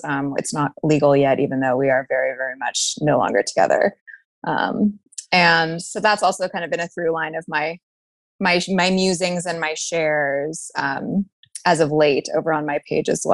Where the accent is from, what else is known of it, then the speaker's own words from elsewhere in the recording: Toronto, Ontario, Canada; moved away as an adult; now in Chicago, United States; I grew up in Toronto